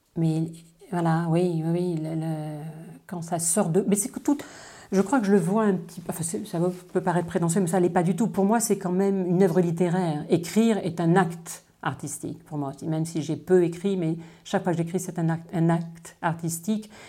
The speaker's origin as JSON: {"language": "French", "area": "Dordogne", "region": "Nouvelle-Aquitaine", "country": "France", "tie": "born or raised there", "also_born_or_lived": "China / Paris", "moved": "yes", "lives_now": "Rennes, France", "said": "Je suis née en Dordogne, mais je vis en Bretagne depuis mon retour de Chine en 89"}